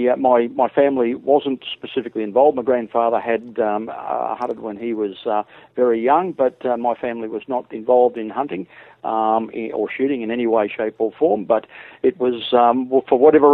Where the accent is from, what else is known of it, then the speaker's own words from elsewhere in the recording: Queensland, Australia; I come from Queensland